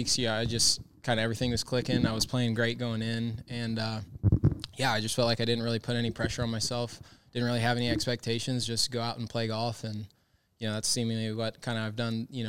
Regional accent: Cary, North Carolina, United States; now in Ponte Vedra Beach, United States; from Cary, North Carolina

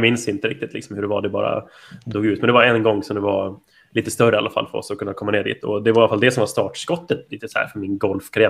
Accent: Rättvik, Dalarna County, Sweden; moved away as an adult; also born or lived in Halmstad; now in Staffanstorp, Sweden; är jag uppvuxen i, i Dalarna. Eh, lilla härliga Rättvik

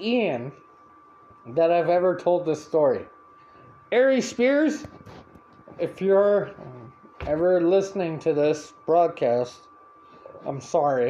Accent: Canada; I'm from Canada.

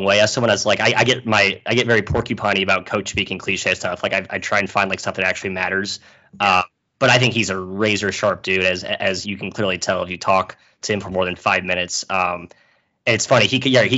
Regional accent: St. Louis, Missouri, United States; I'm from St. Louis

